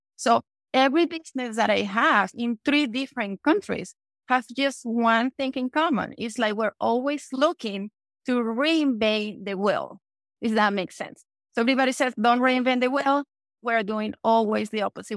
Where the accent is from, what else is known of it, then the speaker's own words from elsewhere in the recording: Venezuela; English is a second language; moved away as an adult; also born or lived in Panama; now in United States; English is not my first language because I was born in Venezuela